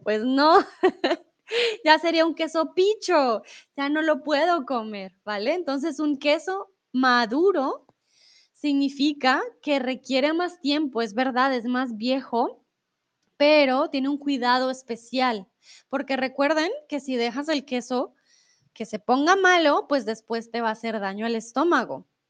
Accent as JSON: {"language": "Spanish", "region": "Bogotá", "country": "Colombia", "also_born_or_lived": "Mexico", "moved": "yes", "lives_now": "Germany", "said": "de donde yo vengo, de Bogotá"}